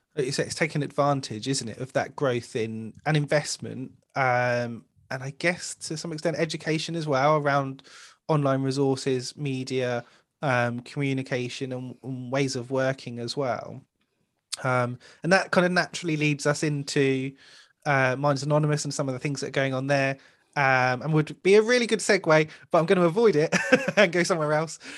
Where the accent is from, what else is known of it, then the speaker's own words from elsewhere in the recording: United Kingdom; especially being British